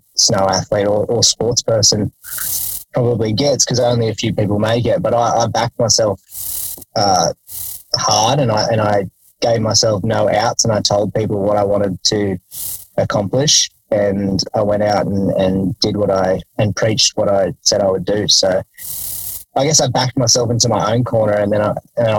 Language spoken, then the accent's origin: English; Jindabyne, New South Wales, Australia; I grew up in Jindabyne